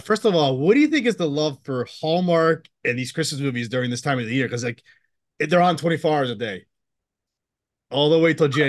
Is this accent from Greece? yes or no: yes; Greece; moved away; I'm from Greece.